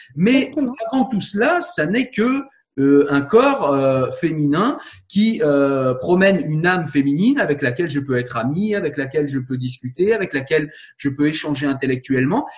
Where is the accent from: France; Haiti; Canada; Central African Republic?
France; Je suis français